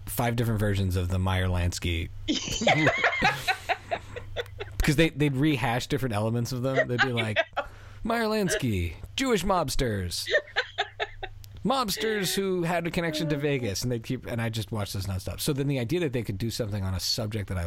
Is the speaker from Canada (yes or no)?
yes; Canada; also born or lived in Philadelphia, United States; I was raised in Canada too.